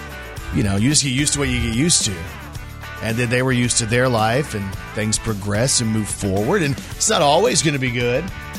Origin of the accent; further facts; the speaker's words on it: Plano, Texas, United States; I was raised in Plano, Texas